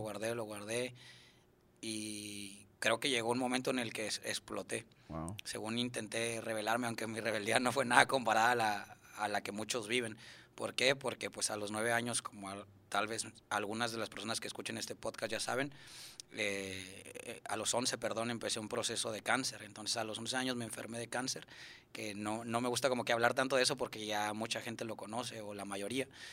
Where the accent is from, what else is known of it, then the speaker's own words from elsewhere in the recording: Monterrey, Nuevo León, Mexico; Yo nací en, aquí en Monterrey